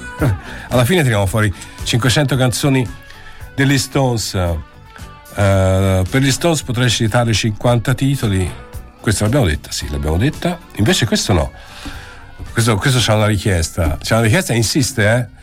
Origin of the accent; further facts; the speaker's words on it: Florence, Tuscany, Italy; io ci sono cresciuto eh, in Piazza Indipendenza, a giocare a pallone, andavo alla eh. Lavagnini